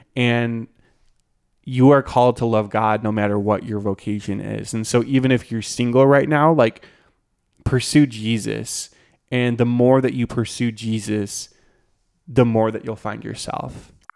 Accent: Green Bay, Wisconsin, United States; moved away; I'm from Green Bay, Wisconsin

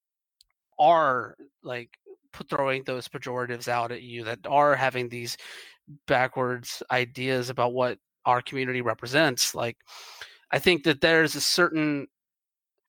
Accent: Georgia, United States; moved away; I'm originally from Georgia

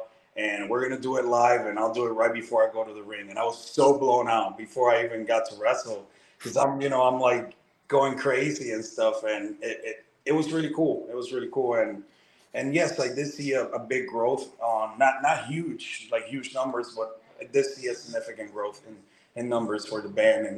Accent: Puerto Rico; now in Chicago, United States; I'm a Chicago boy because I moved from Puerto Rico to Chicago and I lived there for 7 years. So I always tell people that that's the city that built me and made me into a man.

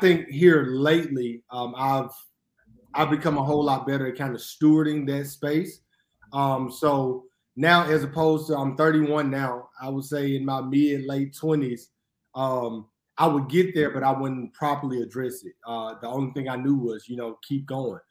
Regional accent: Jackson, Mississippi, United States; born and raised in Jackson, Mississippi

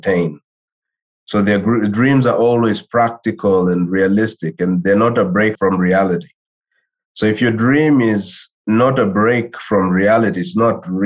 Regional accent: DR Congo; also born or lived in Claremont, California; I'm from Congo originally, right? I'm from the Democratic Republic of Congo.

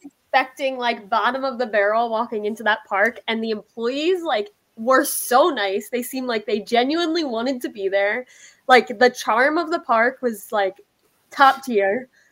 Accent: Pennsylvania, United States; moved away; I'm from Pennsylvania, of course.

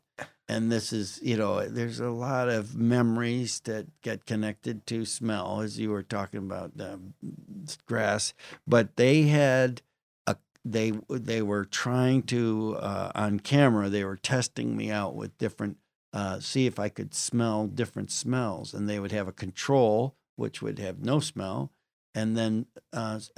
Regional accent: Western New York State, United States; I grew up in Western New York State

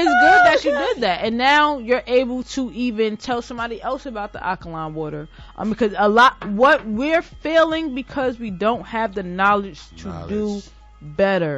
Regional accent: Jersey City, New Jersey, United States; I grew up in Jersey City. Like, I didn't grow up in the suburbs

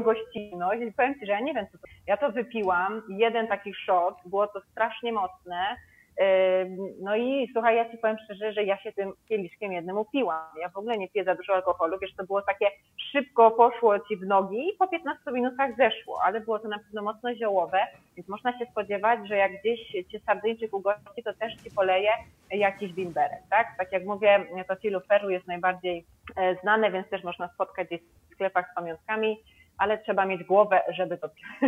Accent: Kraków, Lesser Poland, Poland; now in Sardinia, Italy; ja jestem z Krakowa, więc gdzieś tam czasami chodzą za mną właśnie e, te nasze krakowskie obwarzanki

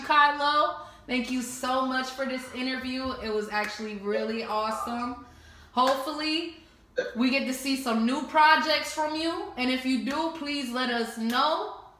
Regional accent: New Jersey, United States; now in Atlanta, United States; I'm from Jersey, so of course. Cause I know when I came over here to Atlanta

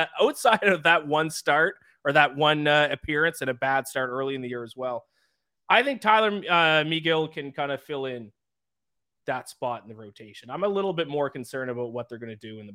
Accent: Canada; I'm Canadian

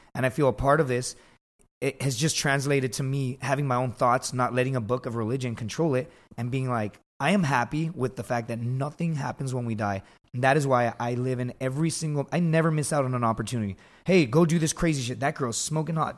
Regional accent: Laredo, Texas, United States; I grew up in Laredo, Texas

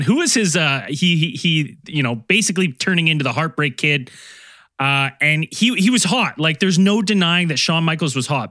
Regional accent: Canada; as a Canadian growing up

